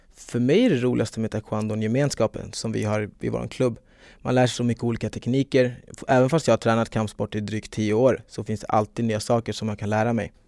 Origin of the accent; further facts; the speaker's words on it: Stockholm, Stockholm County, Sweden; jag är från Stockholm